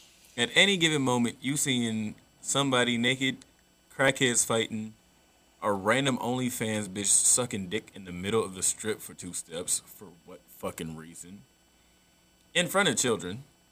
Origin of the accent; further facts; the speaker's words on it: South Carolina, United States; moved away; my hometown back in South Carolina